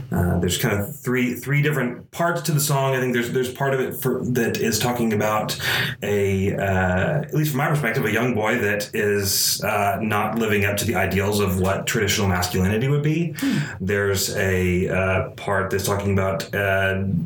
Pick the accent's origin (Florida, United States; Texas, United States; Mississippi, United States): Texas, United States; Allen; moved away as an adult; also born or lived in Corsicana, Texas; now in Waco, United States; moved to North Dallas, Allen, Texas